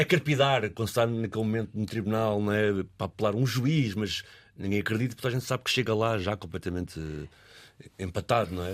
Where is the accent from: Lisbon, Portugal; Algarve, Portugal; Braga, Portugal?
Lisbon, Portugal; Arco do Cego; onde eu cresci, eu estava a dizer um bocado no arco cega